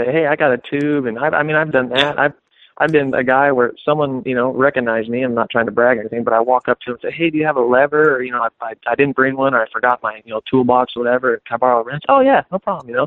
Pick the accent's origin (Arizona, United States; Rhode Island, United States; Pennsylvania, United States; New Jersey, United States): Arizona, United States; Phoenix; I'm from Phoenix, Arizona